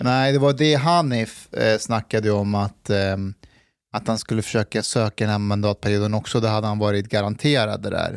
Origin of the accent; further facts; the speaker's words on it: Afghanistan; now in Sweden; jag är ju afghan